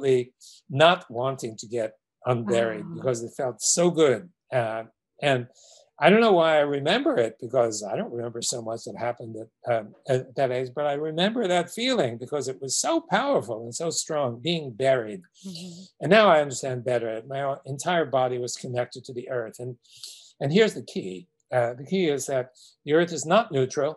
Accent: New York City, New York, United States; growing up in Brooklyn, New York

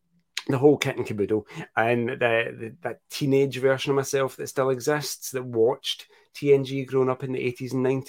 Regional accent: Scotland, United Kingdom; the 5 million people that live in my country

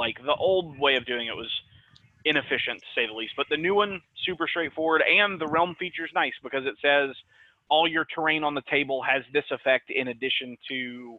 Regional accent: Memphis, Tennessee, United States; Bro, I'm from Memphis, Tennessee.

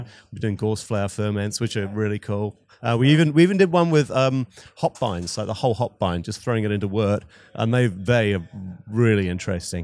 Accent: New Zealand; moved away as an adult; also born or lived in Scotland / Wellington, New Zealand / Christchurch, New Zealand / Australia; I was born in Scotland, but, um, grew up in New Zealand

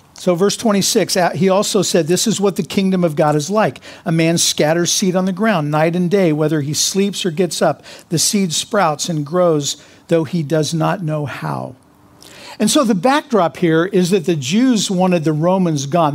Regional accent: Kansas, United States; I'm from Kansas

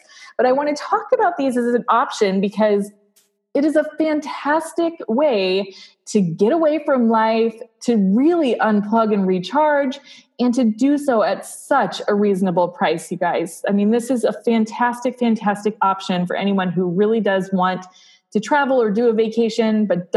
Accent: South Dakota, United States; I grew up in South Dakota.

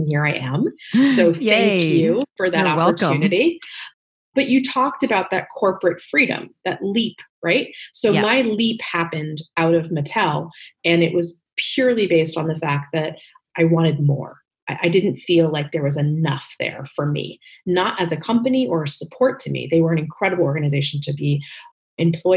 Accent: Northern New Jersey, United States; moved away as an adult; also born or lived in New York City; now in Los Angeles, United States; I was born in New York City, but really raised in New Jersey, Northern Jersey.

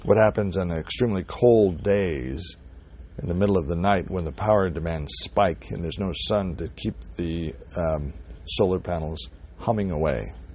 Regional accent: Pacific Northwest, United States; I'm from the Pacific Northwest

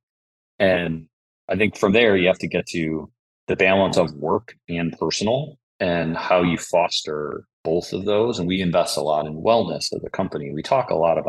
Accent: Buffalo, New York, United States; I'm from Buffalo

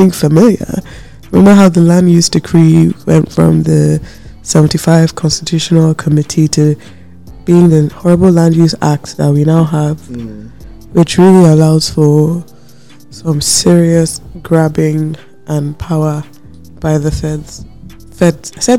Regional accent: Nigeria; now in United States; Yeah, I am still American. You know, I carry an American passport. Does that make me any less Nigerian? No

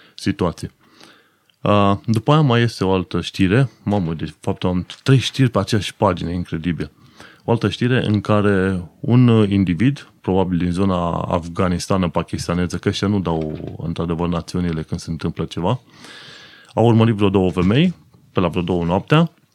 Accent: Romania; now in London, United Kingdom; nouă românilor ca țară

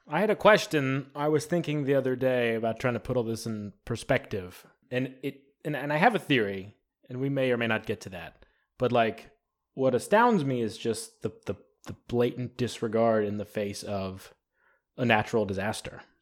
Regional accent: the South, United States; we're all from the South here

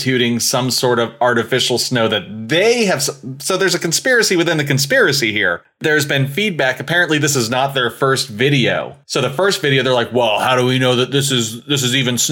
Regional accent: Maine, United States; I'm from Maine.

